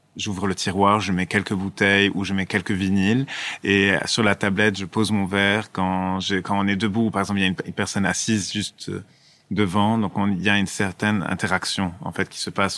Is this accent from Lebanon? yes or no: yes; Lebanon; en tant que Libanais